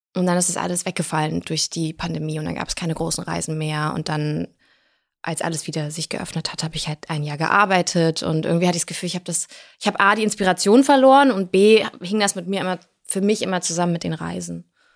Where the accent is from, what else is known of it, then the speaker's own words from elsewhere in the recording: Germany; also born or lived in Blagoveshchensk, Russia; wenn man in einem, in einem Land aufwächst, in Deutschland, und aber komplett sowjetisch sozialisierte Eltern hat